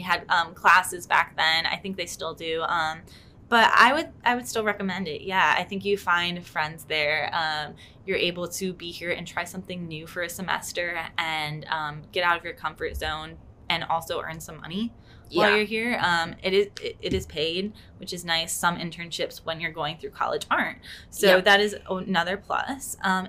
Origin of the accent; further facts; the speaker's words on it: Ohio, United States; moved away as an adult; now in Orlando, United States; like me, we're coming in from Ohio